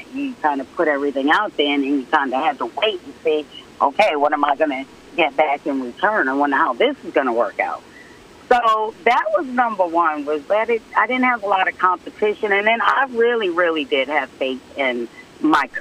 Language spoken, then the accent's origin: English; Lowell, Massachusetts, United States; moved away as an adult; also born or lived in North Carolina; I grew up in Lowell, and we only barbecued on different holidays